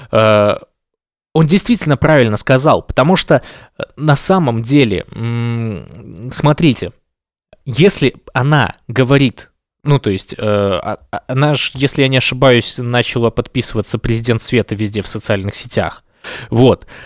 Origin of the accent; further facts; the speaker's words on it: Belarus; А я считаю себя точно таким же человеком, как все белорусы, которые сейчас борются за свободу.